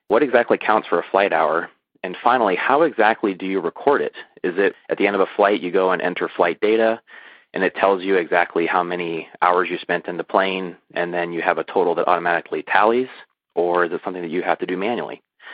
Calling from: Las Vegas, Nevada, United States; I'm calling you from Las Vegas, Nevada, nearby Nellis Air Force Base.

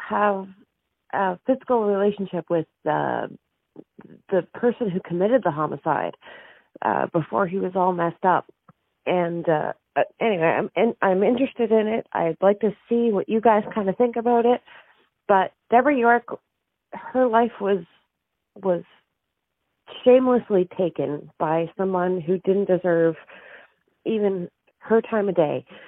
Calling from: Halifax, Nova Scotia, Canada; I'm calling from, uh, Halifax, Nova Scotia

